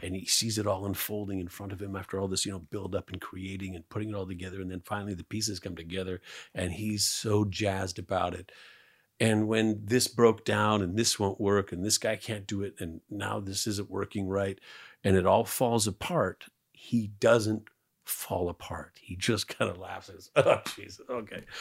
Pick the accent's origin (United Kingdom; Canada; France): Canada; I'm Canadian